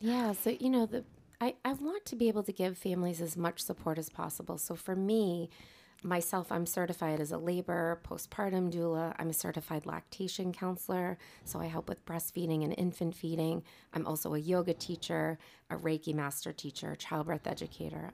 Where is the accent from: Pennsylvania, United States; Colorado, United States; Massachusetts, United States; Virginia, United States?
Massachusetts, United States; North Andover; here in North Andover, which is my hometown